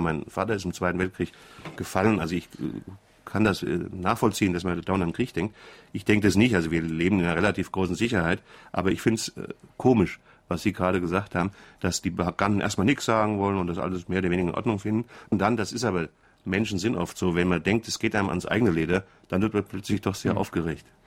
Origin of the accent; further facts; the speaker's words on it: Frankfurt, Hesse, Germany; accent: Hessian; ich bin Hesse, das hängt mit der Sprache zusammen